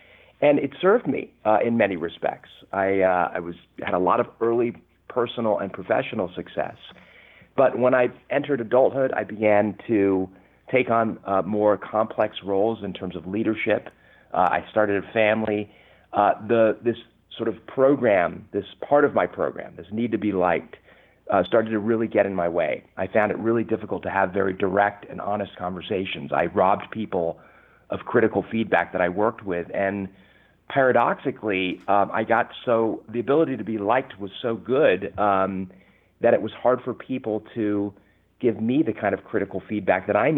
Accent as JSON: {"language": "English", "region": "California", "country": "United States", "tie": "born or raised there", "also_born_or_lived": "London, United Kingdom", "accent": "English", "said": "I was 8 years old when I came to the U.S. I was born in London, England, and I can tell you, you know, at age 8, having an English accent in Southern California is not very cool."}